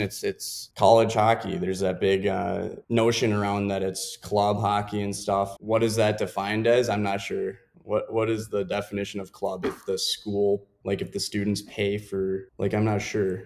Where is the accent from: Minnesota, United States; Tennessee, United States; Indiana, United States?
Minnesota, United States; Richfield; moved away as an adult; also born or lived in Illinois; growing up in Richfield, Minnesota, and then I actually migrated over to Bloomington Jefferson just for hockey purposes.